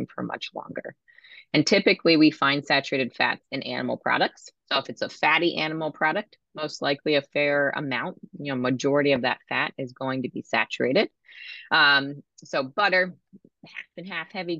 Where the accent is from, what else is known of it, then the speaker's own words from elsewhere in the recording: Maryland, United States; I'm from Maryland